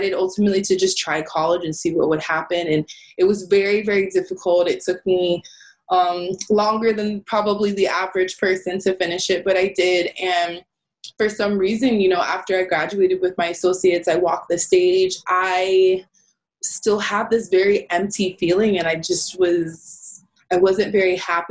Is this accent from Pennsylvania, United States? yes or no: no; Hollywood, Florida, United States; I was born and raised in Hollywood. Like I said, I still live here today